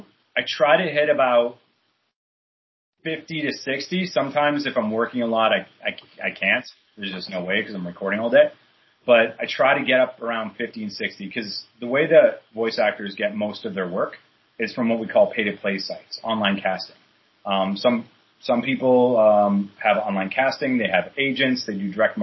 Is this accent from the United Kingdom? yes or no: no; Canada; moved away as an adult; also born or lived in British Columbia; now in New York, United States; So I'm Canadian. I got that back in Canada